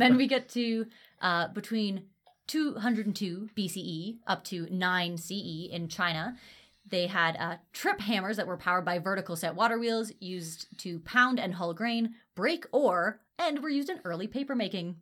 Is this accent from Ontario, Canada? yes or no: yes; Ontario, Canada; I grew up in Ontario